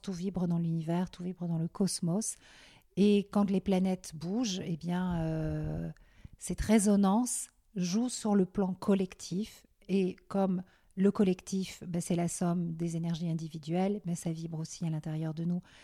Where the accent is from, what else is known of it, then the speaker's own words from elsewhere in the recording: Belgium; moved away as an adult; also born or lived in Paris / New York; now in France; j'ai grandi en Belgique et euh, jusqu'à mes 18 ans, 19 ans